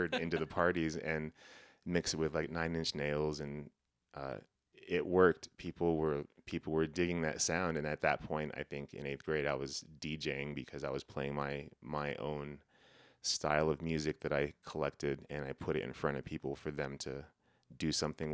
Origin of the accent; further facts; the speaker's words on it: Laguna Pueblo, New Mexico, United States; I'm originally from New Mexico, Laguna Pueblo specifically.